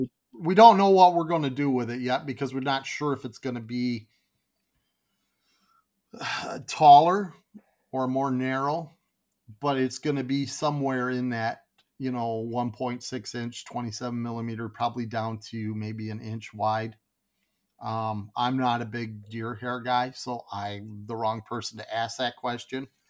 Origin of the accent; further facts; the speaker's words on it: Grand Rapids, Michigan, United States; now in Kalamazoo, United States; I grew up in Grand Rapids, which was Southwest